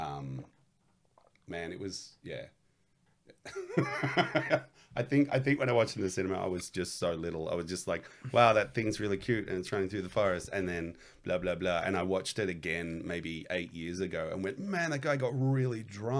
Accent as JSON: {"language": "English", "town": "Canberra", "region": "Australian Capital Territory", "country": "Australia", "tie": "born or raised there", "also_born_or_lived": "Blue Mountains, New South Wales"}